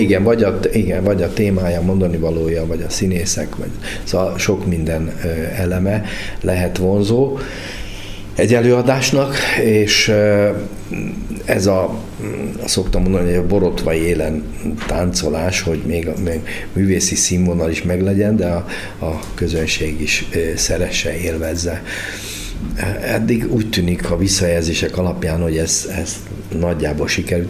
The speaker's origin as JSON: {"language": "Hungarian", "region": "Budapest", "country": "Hungary", "also_born_or_lived": "Debrecen / Szeged / Békéscsaba", "moved": "as an adult", "said": "eredetek budapesti vagyok"}